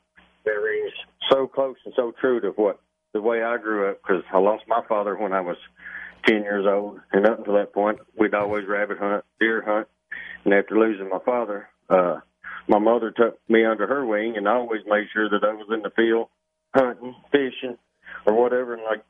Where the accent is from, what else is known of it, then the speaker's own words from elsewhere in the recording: Tennessee, United States; So when I was a kid growing up on Center Hill Lake, and that's where I spent many of my summer, was on that lake.